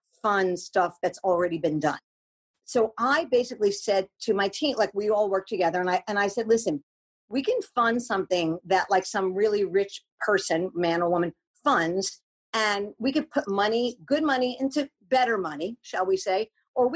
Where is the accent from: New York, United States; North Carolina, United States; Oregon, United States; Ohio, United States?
New York, United States; now in California, United States; I grew up in New York